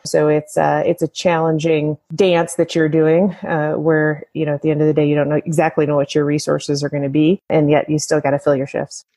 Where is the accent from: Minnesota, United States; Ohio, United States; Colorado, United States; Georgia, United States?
Colorado, United States; moved away as an adult; Colorado's pretty uh, pretty amazing, and I confess I'm a native uh, and left for 15 years and and came back